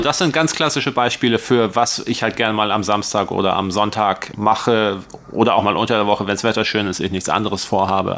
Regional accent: northwestern Lower Saxony, Germany; moved away as an adult; now in Taiwan; Ich bin ja so ein Flachlandgewächs, ich komme aus Nordwest-Niedersachsen

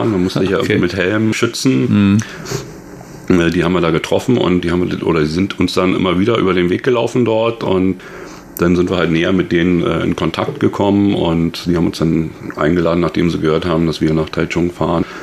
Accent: Germany; now in Taiwan; ich denke mal, wir oder ich als, als, als Deutscher fühle die, die Kälte eh nicht so sehr wie, die, wie der Taiwaner an sich.

